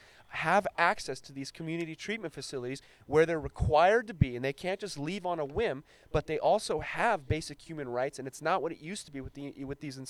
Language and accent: English; Afghanistan; now in Long Beach, United States; I was born in Afghanistan